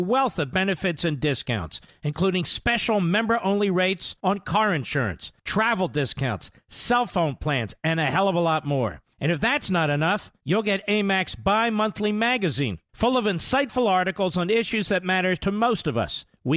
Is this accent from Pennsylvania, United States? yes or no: yes; Pennsylvania, United States; I'm from Pennsylvania